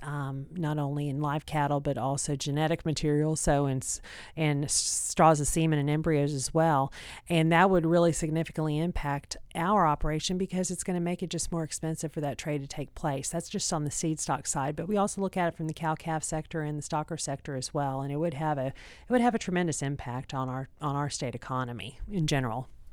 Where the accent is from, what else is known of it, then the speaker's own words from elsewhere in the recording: Texas, United States; I'm from Texas